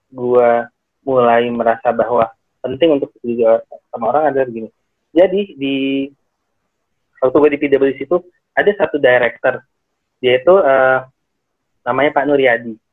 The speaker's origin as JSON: {"language": "Indonesian", "town": "Cirebon", "region": "West Java", "country": "Indonesia", "tie": "born or raised there", "said": "Saya di Kabupaten Cirebon pak."}